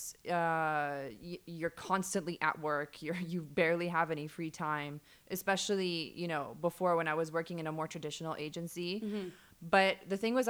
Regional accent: Dubai, United Arab Emirates; I grew up in Dubai, OG Dubai girl

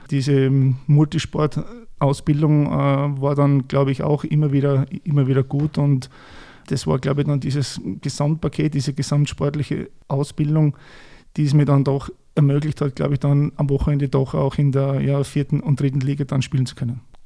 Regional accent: Voitsberg, Styria, Austria; moved away; Wir kommen beide aus der Weststeiermark

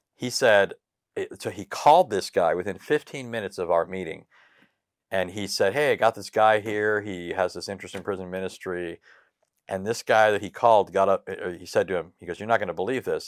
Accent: Southern California, United States; first language English; I was born and raised here in Southern California.

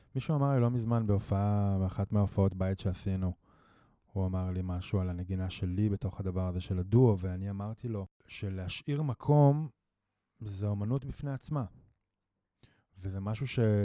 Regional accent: Jezreel Valley, Northern District, Israel; moved away; אני מוזיקאי אה, מתופף, אה, במקור מהצפון, מעמק יזרעאל

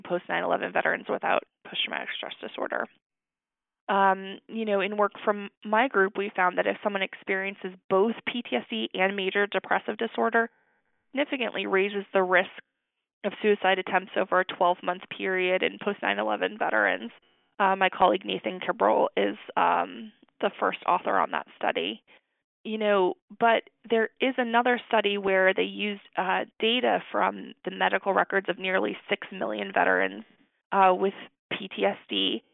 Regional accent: Arizona, United States; moved away as an adult; also born or lived in New York / Maryland; now in Texas, United States; I'm actually from Arizona originally

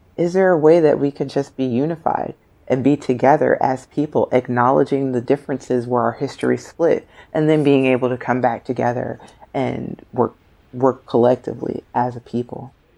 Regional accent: United States; as an American, a black female American

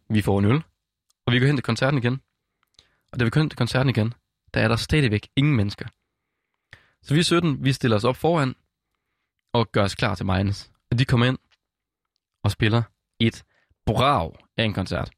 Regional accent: West Jutland, Central Denmark Region, Denmark; jeg kommer fra Vestjylland af

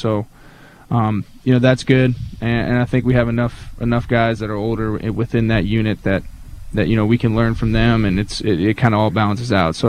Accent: Palmyra, Virginia, United States; I'm from Palmyra, Virginia.

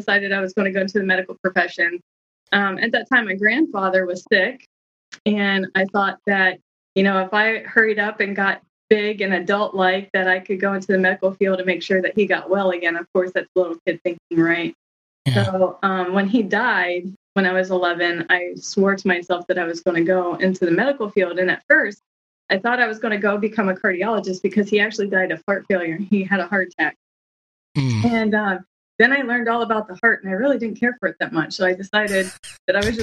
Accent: Ohio, United States; Ohio. I'm from Ohio

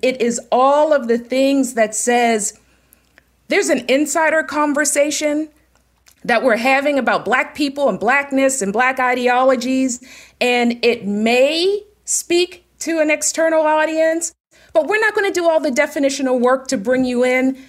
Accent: Pittsburgh, Pennsylvania, United States; I am from Pittsburgh, born and raised

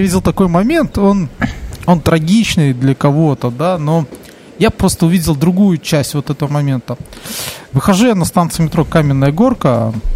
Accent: Belarus

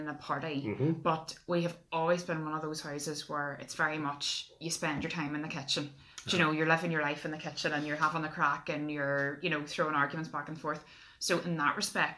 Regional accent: Lisburn, Northern Ireland, United Kingdom; I'm from Lisburn, that's where we are at the minute.

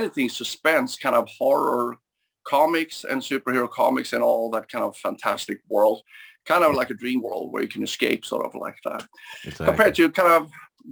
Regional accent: Sweden; growing up in Sweden, we were kind of limited in that sense.

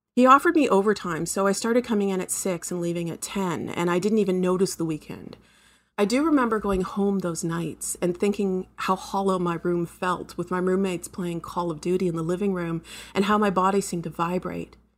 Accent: Canada; I'm a Canadian writer

